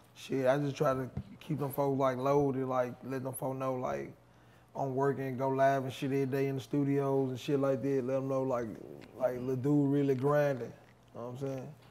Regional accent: Memphis, Tennessee, United States; I'm from East Haiti, East Memphis

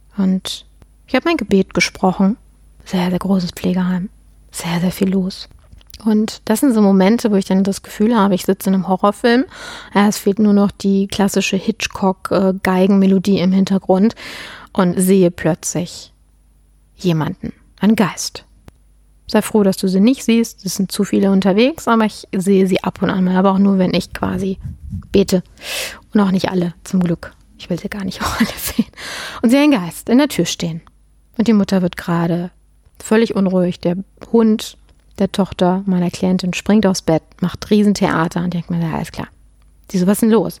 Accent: Germany; bei uns in Deutschland

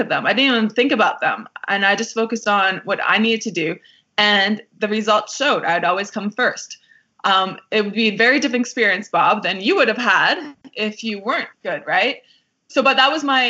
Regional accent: Canada; I felt proud to be Canadian

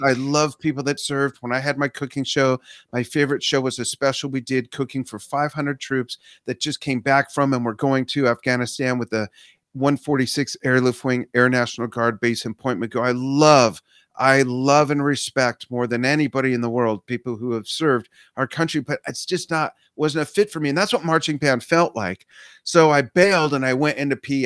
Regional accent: Los Angeles, California, United States; also born or lived in Inglewood, California; I grew up in the San Fernando Valley

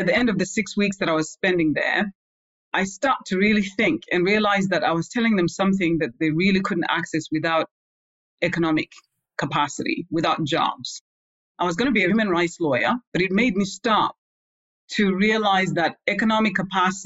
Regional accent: Zimbabwe; also born or lived in Europe; now in United States; I was born in Zimbabwe

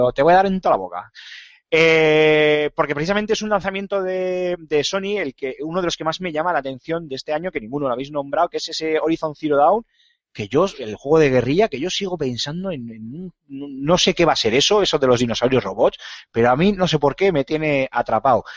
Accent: Bilbao, Basque Country, Spain; soy de Bilbao

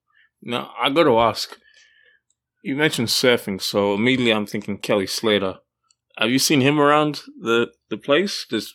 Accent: Australia; now in Canada; Yeah, I grew up in Australia.

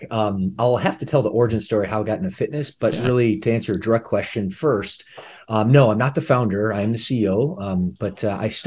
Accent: Midwest, United States; like I said, I'm from the Midwest, great place, amazing people, just not the fitness capital.

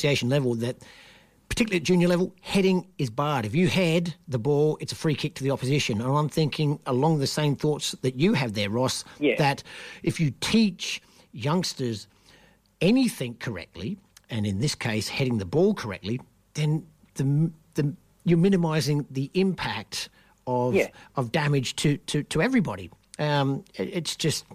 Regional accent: Australia; me being Australian

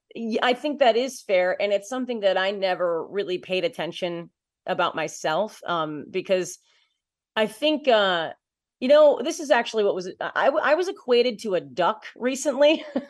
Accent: Waterford, New York, United States; moved away as an adult; also born or lived in Boston, Massachusetts; I'm from a, a small town, uh, called Waterford, New York, and, uh, so it's just outside of Albany, New York

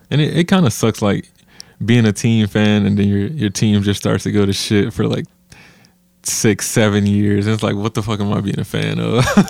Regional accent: Flint, Michigan, United States; now in Phoenix, United States; I'm from Flint, Michigan

